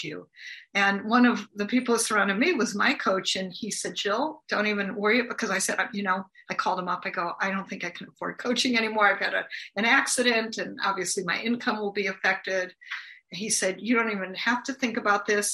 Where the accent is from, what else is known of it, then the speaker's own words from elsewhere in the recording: United States; I'm from the United States.